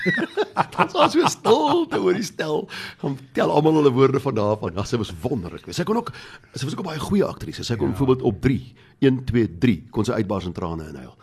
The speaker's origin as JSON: {"language": "Afrikaans", "country": "South Africa", "said": "ons is maar 'n klein minderheidskultuur"}